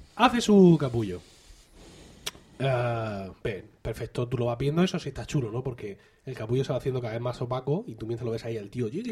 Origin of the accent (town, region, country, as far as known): Region of Murcia, Spain